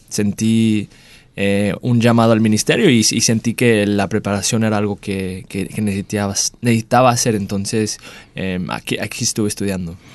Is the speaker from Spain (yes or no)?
no; Dallas, Texas, United States; moved away as an adult; also born or lived in Mexico; now in Perth, Australia; me mudo de regreso a casa a Estados Unidos, en Dallas, Texas, donde crecí